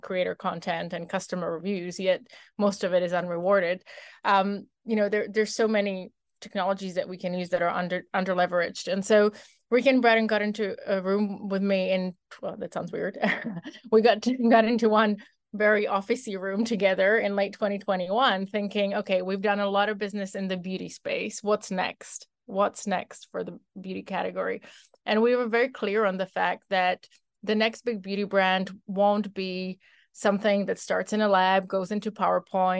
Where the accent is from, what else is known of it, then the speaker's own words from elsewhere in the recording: Czechia; moved away as an adult; now in United States; born and raised in the Czech Republic, living the American dream